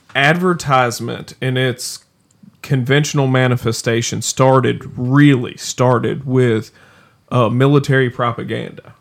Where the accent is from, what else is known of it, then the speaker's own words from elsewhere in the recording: the South, United States; being from the South